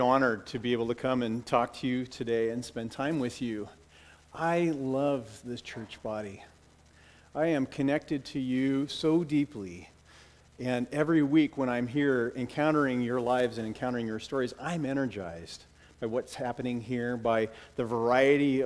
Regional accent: Bellevue, United States; I grew up in the Mormon church through my teenage years. My family went to the Mormon church down here in Bellevue

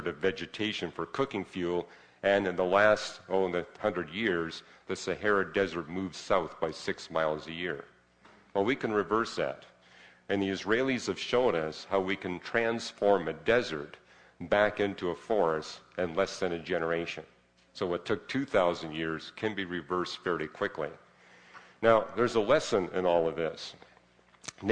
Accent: Vancouver, British Columbia, Canada; I grew up in Vancouver, which is even wetter

